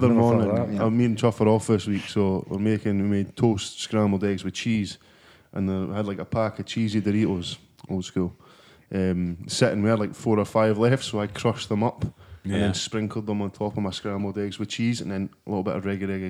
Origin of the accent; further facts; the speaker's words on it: Perth, Scotland, United Kingdom; I'm a guy from Perth.